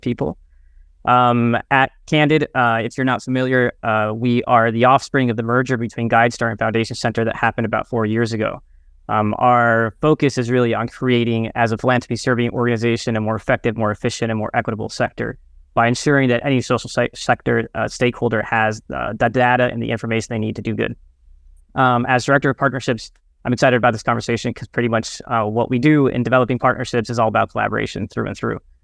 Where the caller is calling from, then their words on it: New York City, New York, United States; I'm calling in from Brooklyn, New York